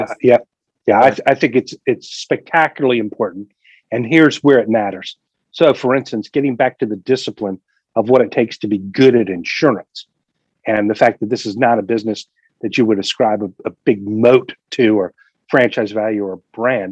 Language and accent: English; United States; when I grew up, I grew up in the Delaware Valley, and I was raised as a Quaker